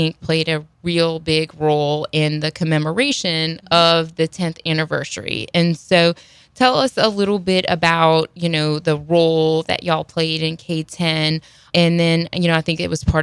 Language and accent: English; Houma, Louisiana, United States; I grew up in Houma